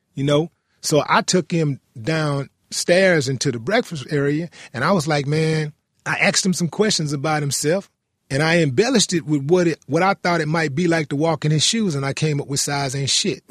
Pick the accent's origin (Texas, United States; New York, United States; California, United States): Texas, United States; Houston; we're both from Fifth Ward